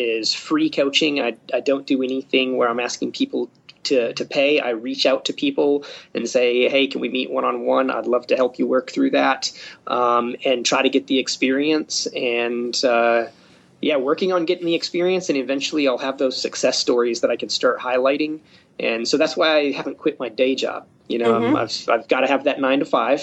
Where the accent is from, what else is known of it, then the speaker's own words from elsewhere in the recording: Upper Michigan, United States; now in Springfield, United States; my home state, up in Upper Michigan.